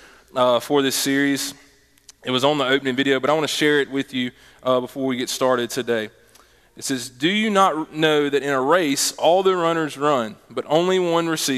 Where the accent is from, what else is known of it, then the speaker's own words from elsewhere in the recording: Meridian, Mississippi, United States; moved away as an adult; also born or lived in Laurel, Mississippi / Sandersville, Mississippi; when I was in second grade, I moved to Meridian, and lived there all throughout high school